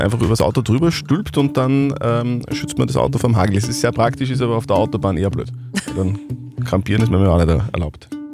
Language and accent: German; Upper Austria, Austria; bei uns in Oberösterreich